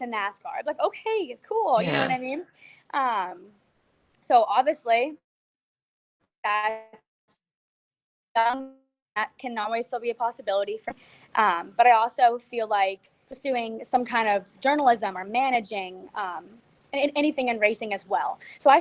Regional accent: Florida, United States; I'm from Florida

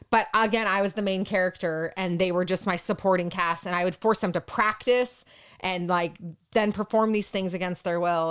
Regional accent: Yorba Linda, California, United States; I was born and raised in Orange County, California, specifically your Belinda.

